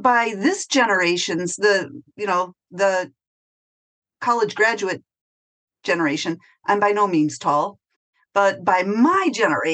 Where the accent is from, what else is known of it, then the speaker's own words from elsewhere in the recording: Wisconsin, United States; accent: American; moved away as an adult; now in Whitegate, Ireland; I come from Wisconsin, and I am actually the youngest of 9 kids